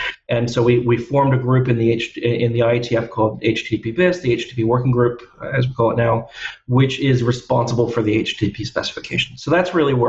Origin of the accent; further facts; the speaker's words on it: United States; moved away as an adult; now in Australia; I'm originally American